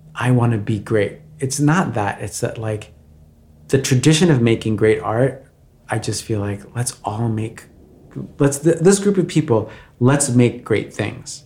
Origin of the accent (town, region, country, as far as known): Valley Stream, New York, United States; born or raised there; moved away as an adult; also born or lived in Brazil / Bayside, Queens; now in Los Angeles, United States